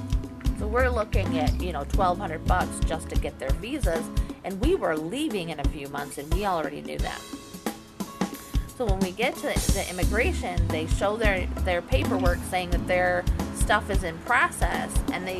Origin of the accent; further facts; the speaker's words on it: Michigan, United States; moved away; I'm from Michigan